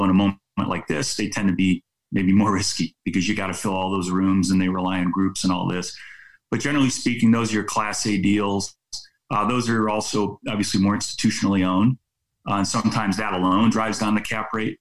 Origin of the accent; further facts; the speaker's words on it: San Francisco Bay Area, California, United States; I'm actually originally from the San Francisco Bay Area